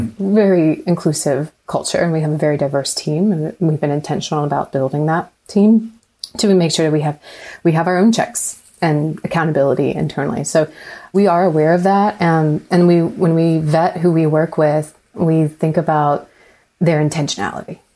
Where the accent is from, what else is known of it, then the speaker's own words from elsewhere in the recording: Raleigh, North Carolina, United States; now in Atlanta, United States; I grew up in Raleigh, but when I moved to Atlanta